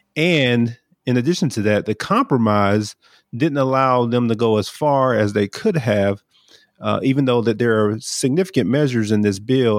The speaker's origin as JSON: {"language": "English", "town": "Brunswick", "region": "Georgia", "country": "United States", "said": "I'm from Brunswick, Georgia"}